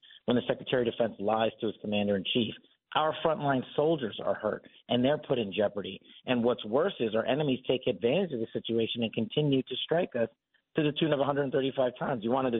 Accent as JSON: {"language": "English", "country": "United States", "said": "as an American"}